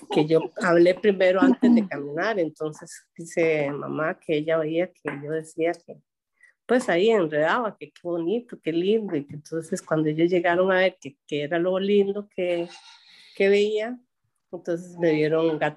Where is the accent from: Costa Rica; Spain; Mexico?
Costa Rica; Puerto Jiménez, Puntarenas; born there; yo nací en Puerto Jiménez, en la casa de mi abuela Casilda